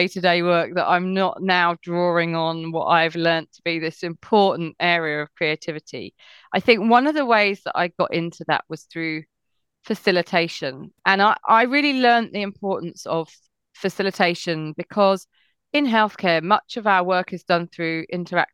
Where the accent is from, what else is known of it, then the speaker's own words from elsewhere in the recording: England, United Kingdom; also born or lived in Switzerland; I grew up in a very unethnically diverse area in England